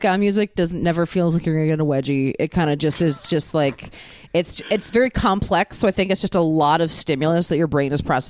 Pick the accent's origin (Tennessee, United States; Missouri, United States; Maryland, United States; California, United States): Maryland, United States; Baltimore; born or raised there